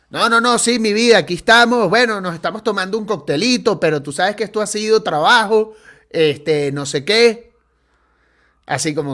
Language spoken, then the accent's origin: Spanish; Caracas, Capital District, Venezuela; Ah, mira, soy caraqueño de la cota 905.